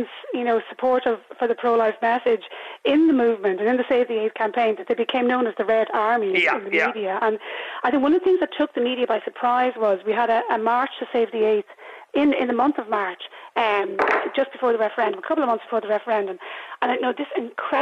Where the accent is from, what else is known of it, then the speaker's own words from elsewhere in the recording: Ireland; I'm a very patriotic Irish person, woman